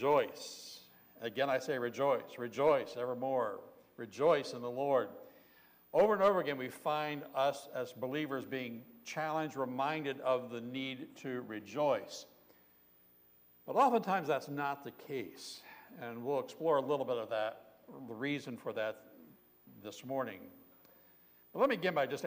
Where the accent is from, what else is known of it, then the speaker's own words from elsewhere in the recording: Southern Ohio, United States; I grew up in Southern Ohio